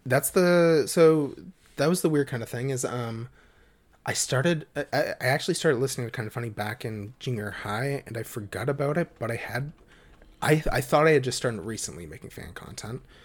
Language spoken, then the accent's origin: English; Halifax, Nova Scotia, Canada; I was born and have always lived in Halifax, Nova Scotia, Canada